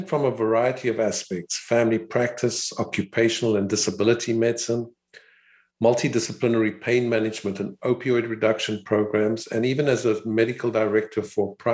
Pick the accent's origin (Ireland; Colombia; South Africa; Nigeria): South Africa; Cape Town, Western Cape; I was born in Cape Town, South Africa, where I attended school and qualified as a physician at the University of Cape Town